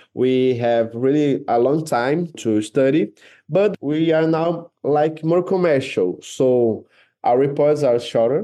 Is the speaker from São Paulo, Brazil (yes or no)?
no; Brasília, Federal District, Brazil; English is a second language; moved away as an adult; now in Rio de Janeiro, Brazil; I was born in Rio, but my whole life, I grew up in Brasilia